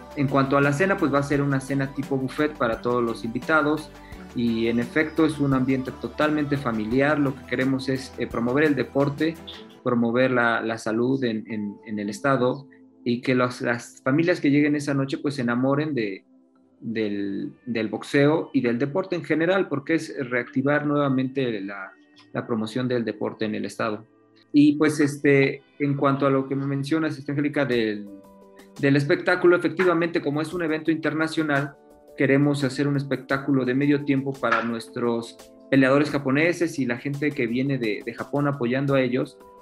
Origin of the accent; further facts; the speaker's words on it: Puebla, Mexico; Yo soy poblano, también fui boxeador en su momento